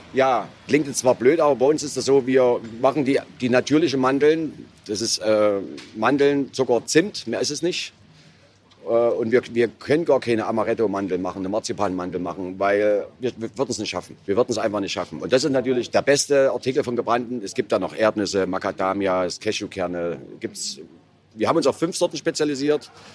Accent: Altenburg, Thuringia, Germany; ich bin ja im Bezirk Leipzig geboren.

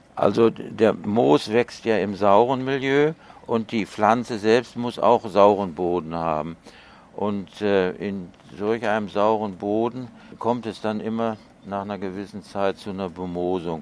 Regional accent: North Rhine-Westphalia, Germany; now in Leverkusen, Germany; ich komme ja aus Westfalen

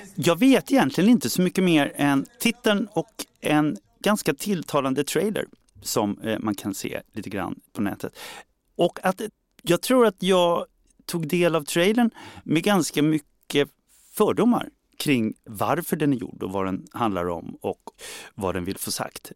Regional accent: Sweden

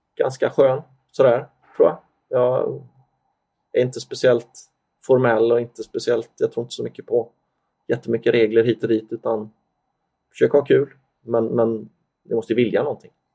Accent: Sweden; moved away; jag var ju svensk

